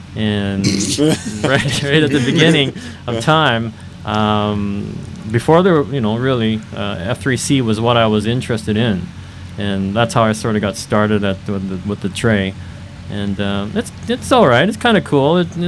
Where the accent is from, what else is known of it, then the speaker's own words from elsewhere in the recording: Edmonton, Alberta, Canada; Yeah, I'm from Edmonton, Alberta, Canada.